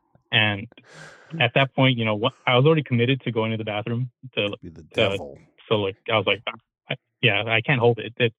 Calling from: California, United States; I'm calling from Wafto, California.

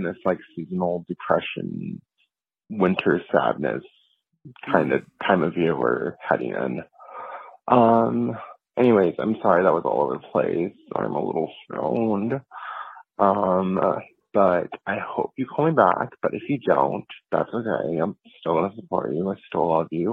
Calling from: Chicago, Illinois, United States; I'm calling you from Chicago

